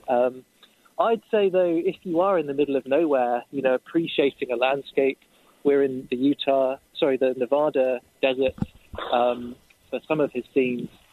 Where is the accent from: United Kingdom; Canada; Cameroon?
United Kingdom; south of England; moved away; my hometown, a train trip, of course, uh, in the south of England